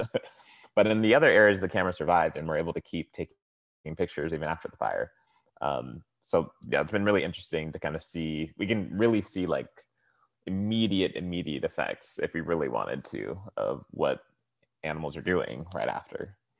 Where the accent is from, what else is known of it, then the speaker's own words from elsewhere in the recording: Tracy, California, United States; now in Oakland, United States; originally I'm from the Central Valley in California. It's a small town called Tracy.